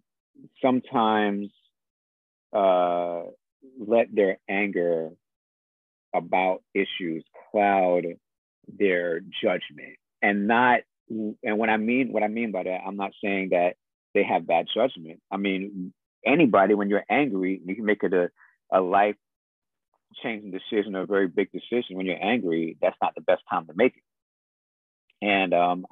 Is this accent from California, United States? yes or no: no; New York City, New York, United States; I am from Jamaica, Queens